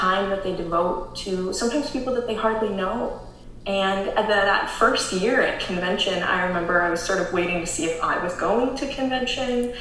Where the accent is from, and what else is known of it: Canada